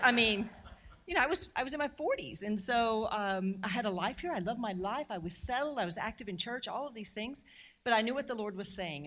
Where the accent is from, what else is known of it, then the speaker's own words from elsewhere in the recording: St. Louis, Missouri, United States; I'm originally from Saint Louis, so I'm a Saint Louis native